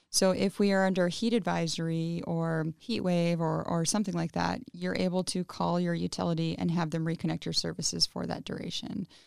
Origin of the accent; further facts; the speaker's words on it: Pasco, Washington, United States; English is a second language; I grew up in Pasco, Washington